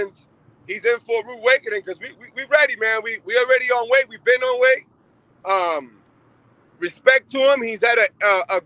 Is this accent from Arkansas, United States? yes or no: no; Massachusetts, United States; now in Albuquerque, United States; Massachusetts, that's my hometown.